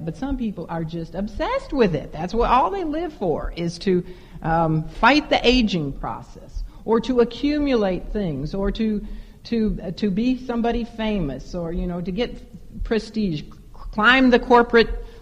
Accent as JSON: {"language": "English", "town": "Chicago", "region": "Illinois", "country": "United States", "said": "I am from Chicago"}